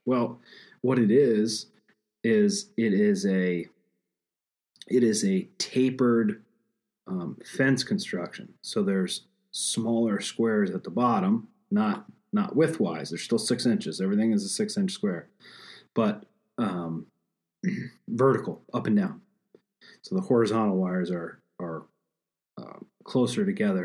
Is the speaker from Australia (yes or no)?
no; Pennsylvania, United States; my home state of Pennsylvania